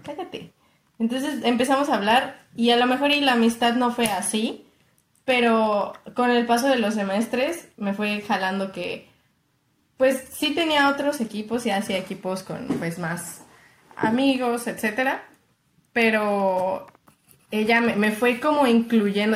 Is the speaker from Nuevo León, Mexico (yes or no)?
no; Mexico City, Mexico; soy chilanga